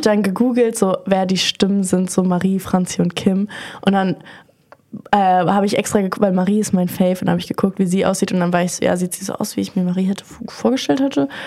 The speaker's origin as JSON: {"language": "German", "region": "Berlin", "country": "Germany", "said": "ich bin 21 und bin aus Berlin"}